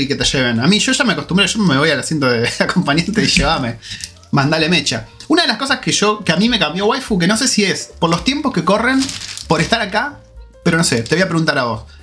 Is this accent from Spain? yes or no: no; Argentina; now in New Zealand